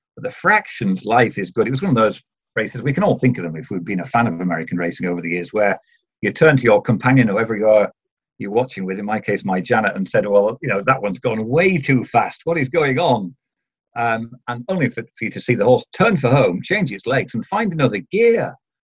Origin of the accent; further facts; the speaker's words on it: Yorkshire and the Humber, United Kingdom; I am from Yorkshire